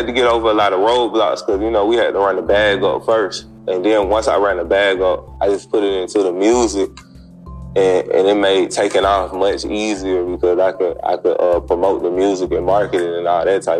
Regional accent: Atlanta, Georgia, United States; I'm from Atlanta.

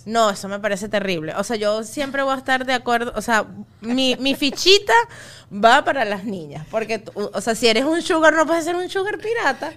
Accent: Los Teques, Miranda, Venezuela; born or raised there; also born or lived in Trujillo (family)

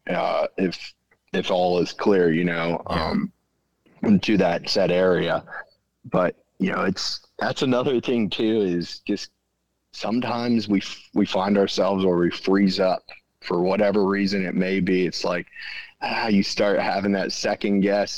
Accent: central Pennsylvania, United States; i'm from central pennsylvania

